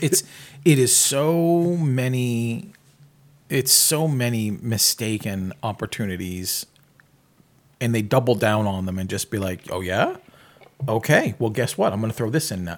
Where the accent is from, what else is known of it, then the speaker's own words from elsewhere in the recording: New England, United States; I grew up in New England